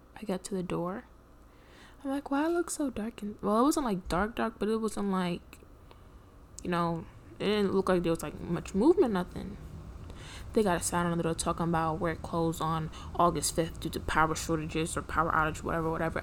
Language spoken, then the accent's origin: English; Trinidad & Tobago; I'm Trinidadian